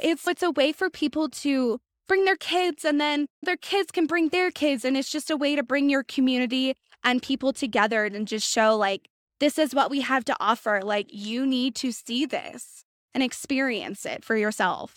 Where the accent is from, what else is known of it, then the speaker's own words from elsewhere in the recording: Washington, United States; I'm from Washington